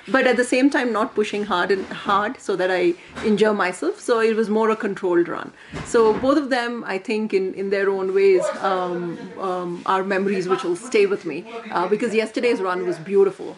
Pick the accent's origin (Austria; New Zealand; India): India; born or raised there